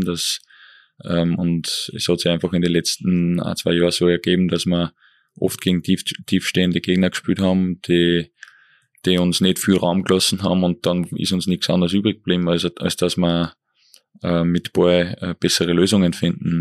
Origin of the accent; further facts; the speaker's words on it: Eferding, Upper Austria, Austria; Ich bin zweisprachig auf, aufgewachsen in Evering